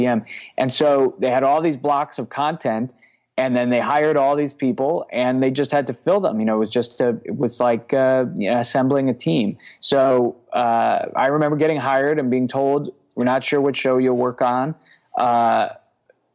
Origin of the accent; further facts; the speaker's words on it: New York City, New York, United States; now in Brooklyn, United States; I grew up in Queens